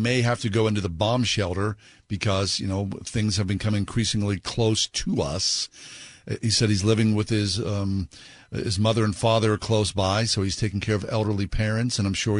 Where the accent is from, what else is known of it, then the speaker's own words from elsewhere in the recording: United States; as an American